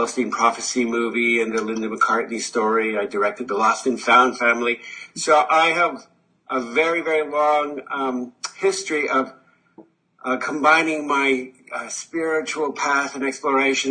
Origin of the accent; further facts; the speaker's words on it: Canada; I'm Canadian